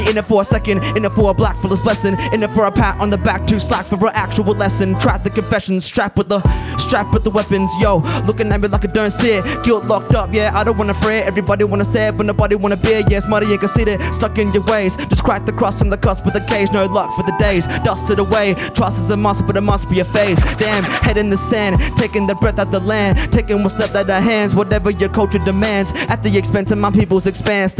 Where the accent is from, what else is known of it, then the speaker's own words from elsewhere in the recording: Logan City, Queensland, Australia; I was born and raised in Logan City, on Newganbeh country.